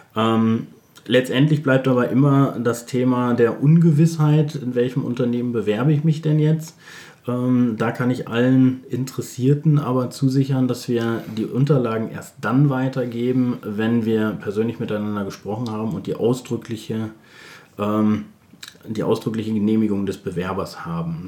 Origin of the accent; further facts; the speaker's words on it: Bielefeld, North Rhine-Westphalia, Germany; Ich komme aus Bielefeld